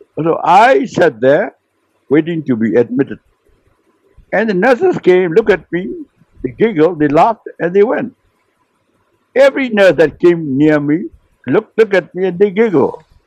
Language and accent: English; Myanmar; we were at last in the roll call who came from Burma